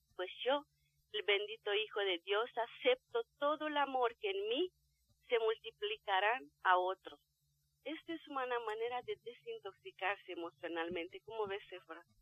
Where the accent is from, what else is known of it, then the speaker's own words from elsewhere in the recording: Romania; now in Mexico City, Mexico; del país de donde yo vengo, de Rumania